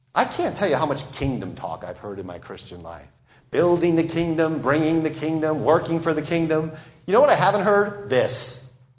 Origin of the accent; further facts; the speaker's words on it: United States